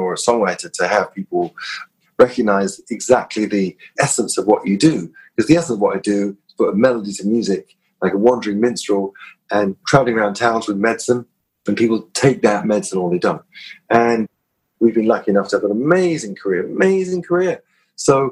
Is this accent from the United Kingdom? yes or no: yes; London, United Kingdom; I grew up in North London, you know, Kilburn, Swiss Cross, where I grew up